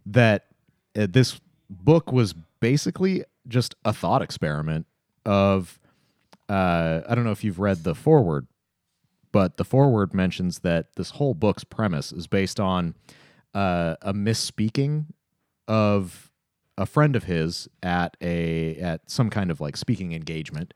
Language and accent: English; Tacoma, Washington, United States; my hometown of Tacoma